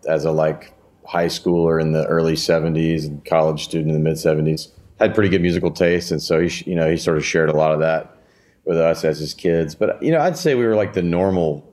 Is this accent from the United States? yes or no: yes; Memphis, Tennessee, United States; also born or lived in Knoxville, Tennessee; I grew up in Memphis and lived there until college